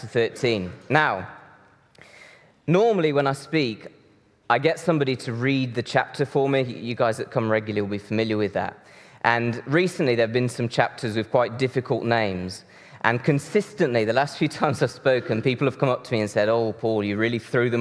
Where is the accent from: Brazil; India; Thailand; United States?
Brazil; moved away; Deb and I grew up in Brazil